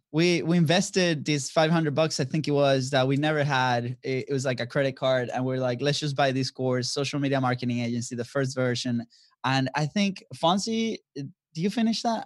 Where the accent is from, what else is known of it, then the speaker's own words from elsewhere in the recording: Venezuela; moved away as an adult; also born or lived in Florida; now in United States; we are originally from Venezuela. So, uh, we've been in the States, I've been since two thousand ten, came as a, a student athlete